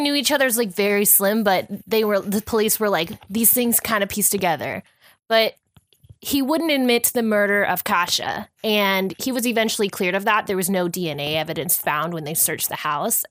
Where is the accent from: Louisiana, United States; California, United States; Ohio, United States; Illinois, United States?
California, United States; We're from California